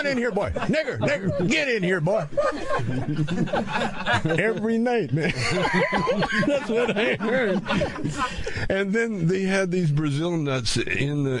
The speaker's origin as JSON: {"language": "English", "town": "Calgary", "region": "Alberta", "country": "Canada", "tie": "born or raised there", "moved": "yes", "said": "I grew up in Calgary"}